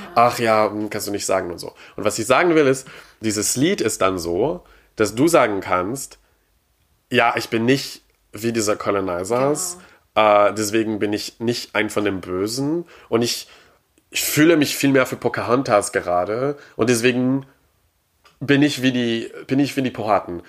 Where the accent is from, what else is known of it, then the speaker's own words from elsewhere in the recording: Quebec, Canada; German is a second language; moved away; ich komme aus Quebec